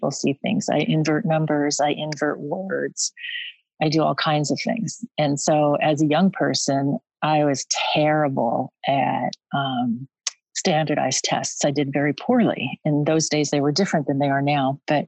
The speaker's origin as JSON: {"language": "English", "town": "Yakima", "region": "Washington", "country": "United States", "tie": "born or raised there", "also_born_or_lived": "New York City / Spokane"}